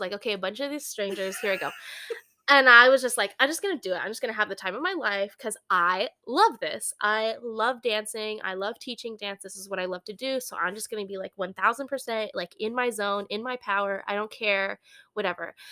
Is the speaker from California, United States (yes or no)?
yes; San Francisco, California, United States; moved away as an adult; now in Midwest, United States; I'm from San Francisco area, Bay Area, and moved out here as an adult